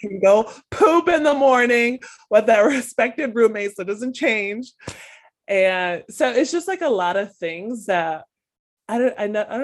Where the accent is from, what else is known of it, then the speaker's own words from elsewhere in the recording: United States; as American